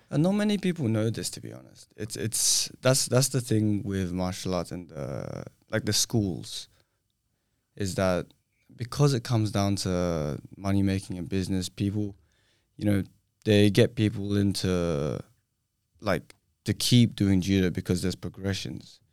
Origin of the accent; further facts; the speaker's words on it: Australia; also born or lived in Singapore; So I'm Singaporean. I moved to Australia when I was four